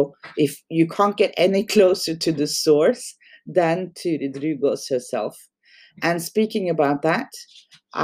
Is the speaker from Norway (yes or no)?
yes; Norway; English is a second language; in Norway, we don't have a good word for, we actually call it dog owner in Norwegian